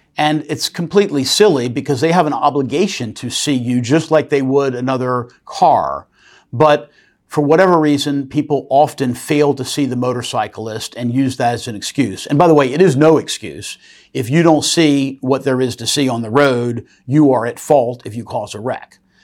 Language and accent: English; Norfolk, Virginia, United States; here in my hometown of Norfolk, Virginia